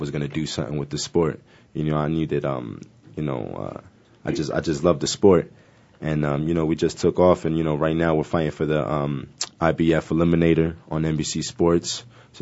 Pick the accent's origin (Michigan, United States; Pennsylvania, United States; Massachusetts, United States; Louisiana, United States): Pennsylvania, United States; Philadelphia; I grew up in North Philly, you know, a tough neighborhood